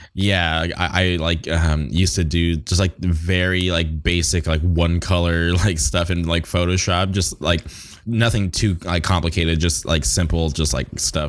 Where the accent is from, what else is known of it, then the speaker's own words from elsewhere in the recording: Palm Springs, California, United States; I grew up in the Palm Springs area